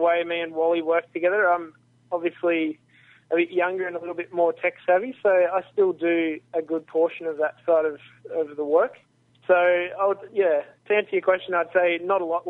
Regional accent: Wagga Wagga, New South Wales, Australia; also born or lived in Wollongong; I grew up in Wagga Wagga, so country New South Wales

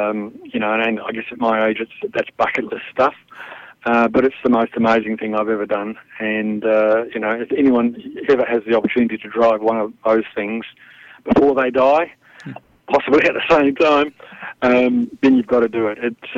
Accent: New Zealand; moved away; also born or lived in Europe; from the age of 14 when I grew up in New Zealand. I represented them internationally, and I ended up in Europe. I stayed on.

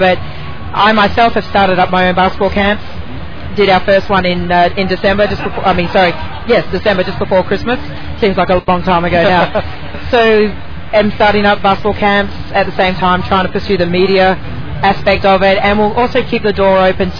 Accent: Australia; moved away as an adult; now in Indianapolis, United States; being an Aussie.

